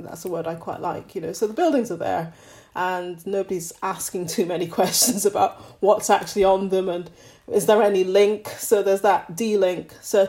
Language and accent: English; Scotland, United Kingdom; also born or lived in Nigeria; So, I mean, I was brought up partly in Scotland and partly in Nigeria.